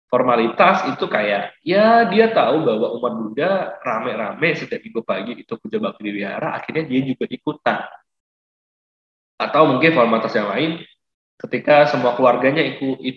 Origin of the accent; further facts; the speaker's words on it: Palembang, South Sumatra, Indonesia; saya dari Palembang.